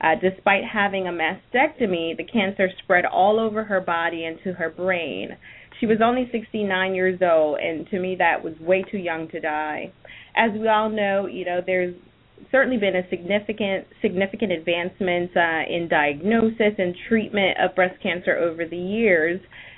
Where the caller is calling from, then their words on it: Virginia, United States; I am calling in from Virginia.